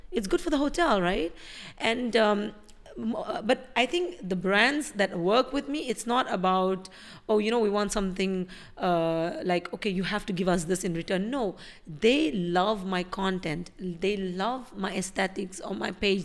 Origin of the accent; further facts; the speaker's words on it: India; now in Dubai, United Arab Emirates; I'm an Indian living in Dubai